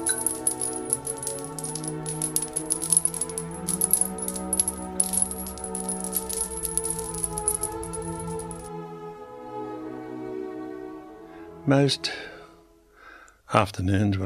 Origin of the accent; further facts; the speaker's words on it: Australia; me being Australian